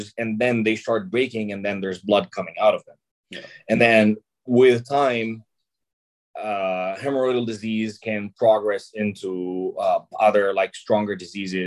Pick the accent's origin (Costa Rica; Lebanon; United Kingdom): Lebanon; I'm Lebanese. I was born and raised in Lebanon